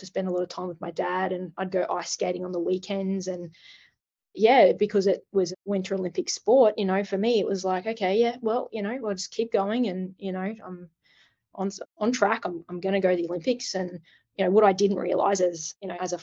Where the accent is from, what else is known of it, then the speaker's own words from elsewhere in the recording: Cairns, Queensland, Australia; I was an 80s kid and I grew up in Cairns, tropical North Queensland